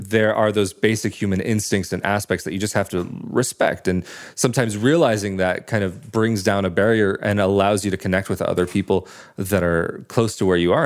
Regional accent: West Coast, United States; moved away as an adult; now in Italy; growing up on the West Coast

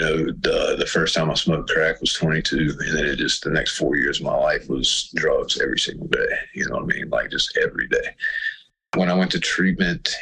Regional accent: Floyd County, Virginia, United States; also born or lived in Roanoke, Virginia; I was born in Roanoke and raised in Floyd County

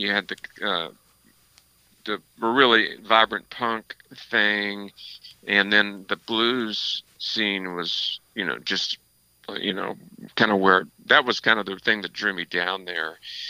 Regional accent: Louisville, Kentucky, United States; now in Austin, United States; I grew up in Kentucky, and sort of was, you know, in the era where there was no internet, and you know, in Louisville, Kentucky, it was not a hotbed of musical activity.

